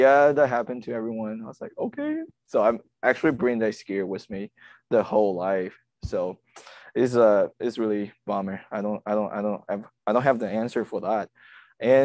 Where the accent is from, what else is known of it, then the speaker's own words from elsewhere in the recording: China; moved away as an adult; now in United States; I come from China, and I've been here 2.5 years already.